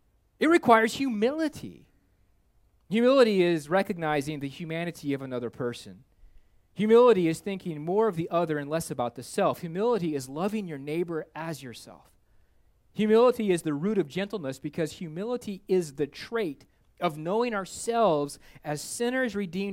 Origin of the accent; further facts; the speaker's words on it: Minnesota, United States; not because I'm a snowbird from Minnesota.